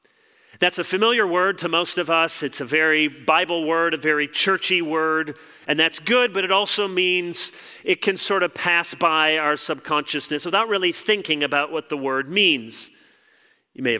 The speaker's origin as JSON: {"language": "English", "town": "Chicago", "region": "Illinois", "country": "United States", "tie": "born or raised there", "moved": "yes", "said": "I was born in Chicago"}